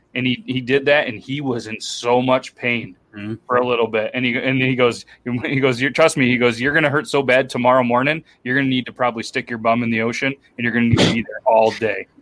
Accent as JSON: {"language": "English", "region": "New York", "country": "United States", "tie": "born or raised there", "said": "I've been in New York pretty much my whole life"}